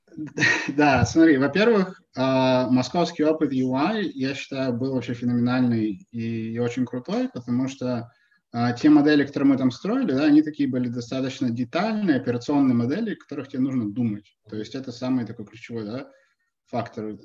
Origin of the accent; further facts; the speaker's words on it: Perm, Perm Krai, Russia; now in New York, United States; я там вырос в Перми